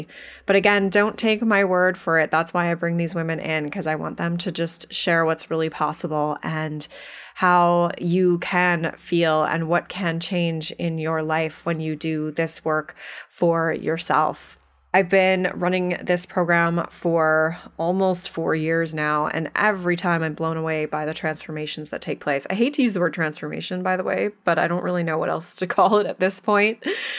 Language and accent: English; Canada; accent: Canadian; I am still in Canada here, holding down the fort for you. But you'll, yes, yeah, so oh, everyone will enjoy our Canadian accents.